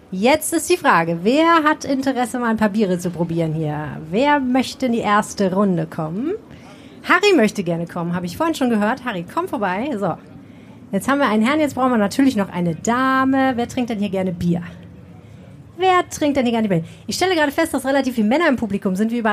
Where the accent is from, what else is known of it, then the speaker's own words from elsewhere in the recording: Sauerland, North Rhine-Westphalia, Germany; ich komme aus dem Sauerland.